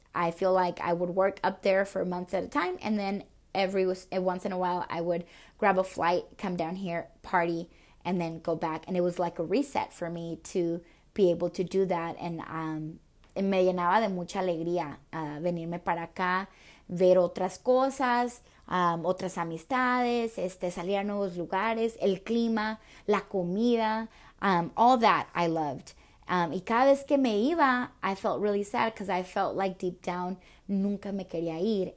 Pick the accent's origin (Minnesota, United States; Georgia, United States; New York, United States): Minnesota, United States; also born or lived in El Paso, Texas; de inmediato after I was born, I went back to Minnesota, and it wasn't until my um, my dad settled up in Minnesota that he took my mom with, and since the age of four, um, I was in Minnesota